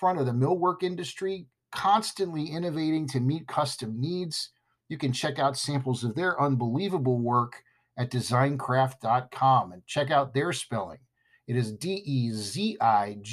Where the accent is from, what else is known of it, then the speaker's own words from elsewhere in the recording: California, United States; I'm from California.